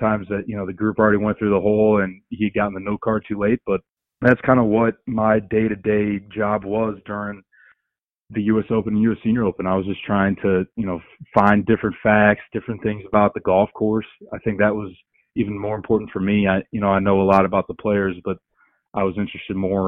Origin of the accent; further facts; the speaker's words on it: Cleveland, Ohio, United States; I was born and raised in Cleveland, Ohio